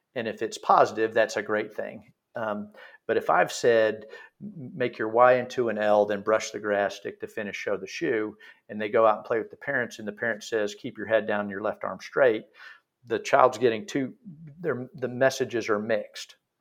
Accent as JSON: {"language": "English", "region": "Texas", "country": "United States", "moved": "yes", "lives_now": "Pinehurst, United States", "said": "I'm from Texas originally"}